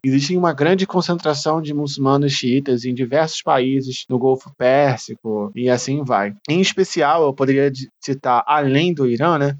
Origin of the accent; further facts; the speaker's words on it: Rio de Janeiro, Brazil; como carioca